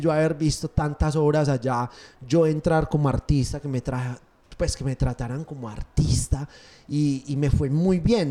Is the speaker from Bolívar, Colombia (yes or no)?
no; Paisa, Antioquia, Colombia; Obviamente soy paisa, pero todos los colombianos somos una chimba